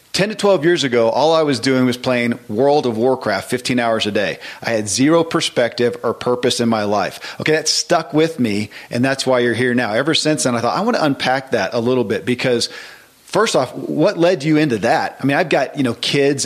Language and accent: English; Kentucky, United States; born or raised there